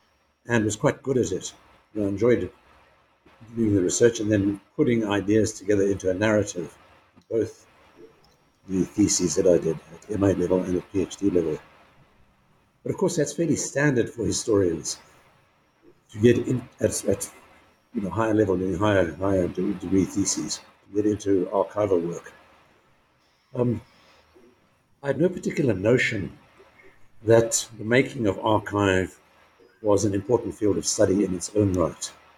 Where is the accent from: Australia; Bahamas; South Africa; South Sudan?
South Africa; KwaZulu-Natal; I grew up in Natal province, as it was then, in South Africa, now KwaZulu-Natal.